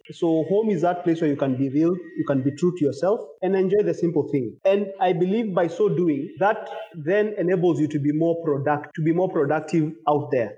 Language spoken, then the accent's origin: English; Ongata Rongai, Kajiado County, Kenya; also born or lived in Nairobi, Kenya; i was born in nairobi kenya but then i grew up in a small local town called Ongatarongai, uh, where I spent my entire life up until I finished my university and moved on to um, the city.